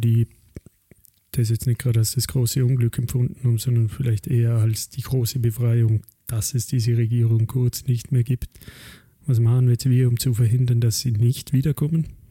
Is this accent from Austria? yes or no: yes; Austria; unser kleines, geliebtes Österreich, mein Heimatland